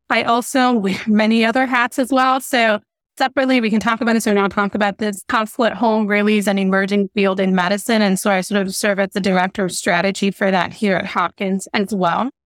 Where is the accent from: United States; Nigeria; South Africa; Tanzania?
Nigeria; moved away; growing up in Nigeria where I was born